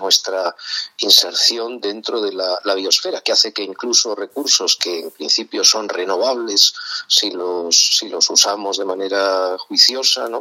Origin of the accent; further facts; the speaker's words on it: Madrid, Community of Madrid, Spain; also born or lived in Cercedilla; mi ciudad natal es Madrid y la mayor, no toda mi vida, pero sí he vivido buena parte de mi vida en, Madrid